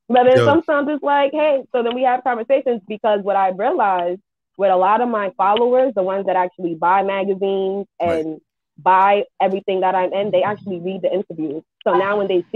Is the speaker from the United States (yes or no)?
yes; New York City, New York, United States; I'm from Brooklyn.